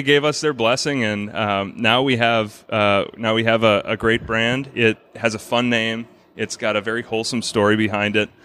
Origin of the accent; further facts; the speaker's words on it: Brookfield, Wisconsin, United States; I grew up in Brookfield, which is just the next town over